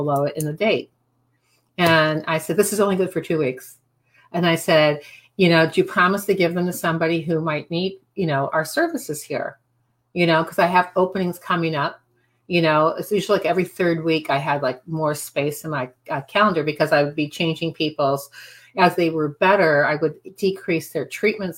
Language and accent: English; Midwest, United States; moved away; also born or lived in Cape Cod; I'm from the Midwest